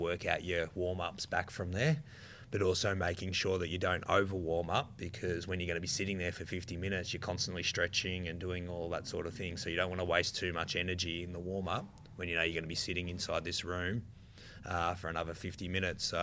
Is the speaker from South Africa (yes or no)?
no; Australia; being an Australian